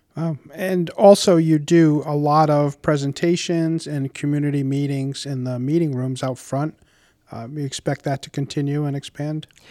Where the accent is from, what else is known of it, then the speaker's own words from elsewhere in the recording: Warwick, Rhode Island, United States; I grew up in Warwick and have been a homeowner for over thirty years in our lovely city